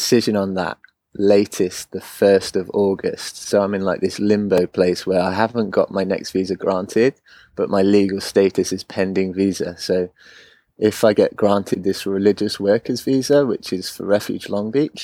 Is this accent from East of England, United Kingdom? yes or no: no; Oxford, South East England, United Kingdom; moved away as an adult; also born or lived in South Wales; now in Orange County, United States; I grew up in Oxford, which is quite a to-do area